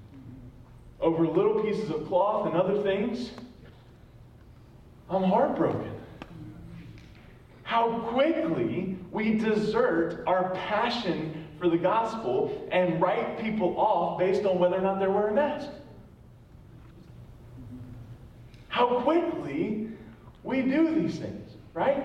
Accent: North Carolina, United States; moved away; I'm from North Carolina

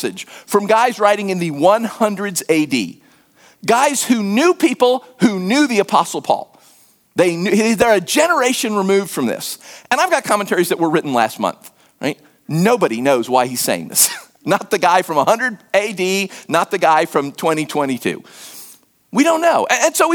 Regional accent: United States; accent: American; moved away as an adult; also born or lived in West Africa; they didn't peg me as American immediately from my accent

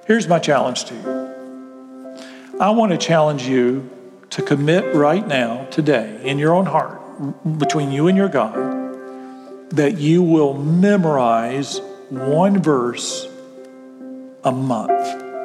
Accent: Graham, United States; And so you couldn't just go down and Graham. I grew up in Graham.

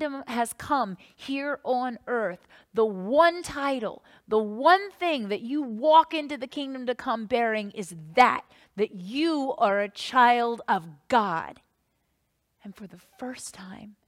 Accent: Northern Virginia, United States; when I was growing up in Northern Virginia

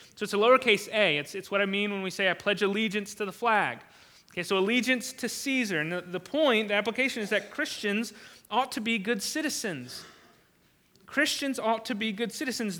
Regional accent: United States; I am thankful as an American.

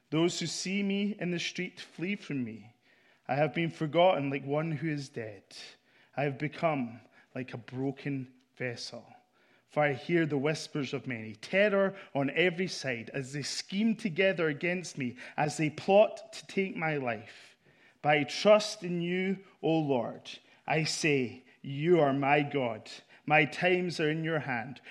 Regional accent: Scotland, United Kingdom; I'm here from Scotland

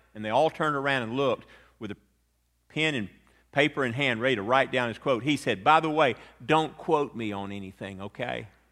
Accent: Atlanta, Georgia, United States; a lawyer friend of mine that I grew up with in Atlanta

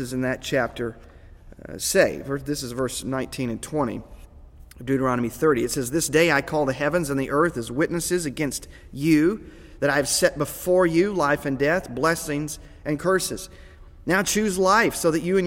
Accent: United States; American Christians

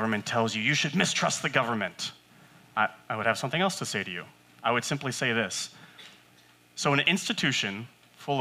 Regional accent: West Coast, United States; I'm from the West Coast.

